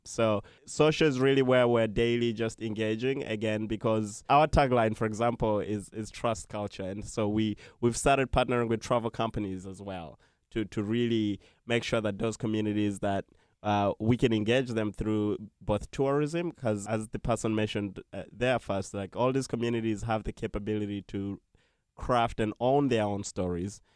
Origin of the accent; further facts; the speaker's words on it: Uganda; now in New York, United States; I'm originally from Uganda